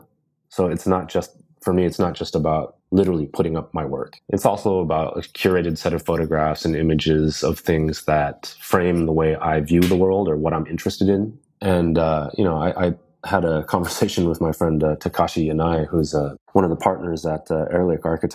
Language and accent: English; United States; also born or lived in London; now in Los Angeles, United States; an Asian American